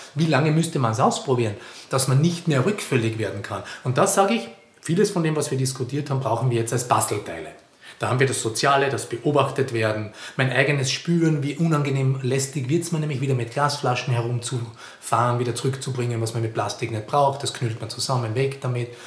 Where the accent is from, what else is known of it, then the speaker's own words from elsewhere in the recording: Carinthia, Austria; moved away; Ich komme aus Kärnten, an der, direkt an der italienischen Grenze